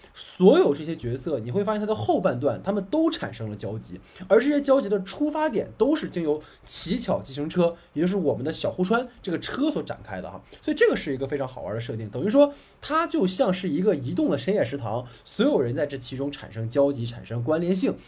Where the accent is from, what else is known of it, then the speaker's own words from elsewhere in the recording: Dalian, Liaoning, China; 我的老家是大连的嘛